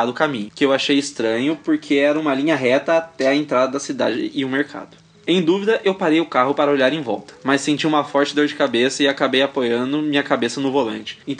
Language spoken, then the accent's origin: Portuguese; Jundiaí, São Paulo, Brazil; tenho 23 anos, sou de Jundiaí, São Paulo.